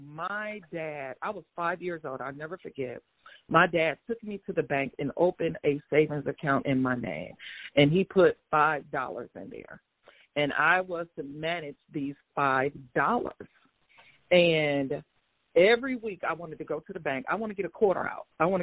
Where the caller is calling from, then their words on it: Atlanta, Georgia, United States; I'm Midtown Atlanta.